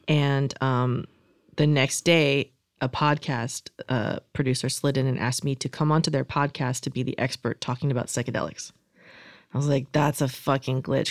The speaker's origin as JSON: {"language": "English", "region": "Florida", "country": "United States", "said": "I'm from Florida"}